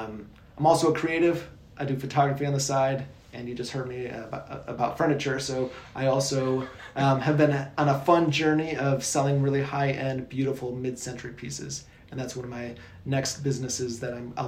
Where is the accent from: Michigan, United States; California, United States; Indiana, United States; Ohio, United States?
Indiana, United States; South Bend; moved away as an adult; also born or lived in Kona, Hawaii / Kuwait; I'm from Indiana, from South Bend area.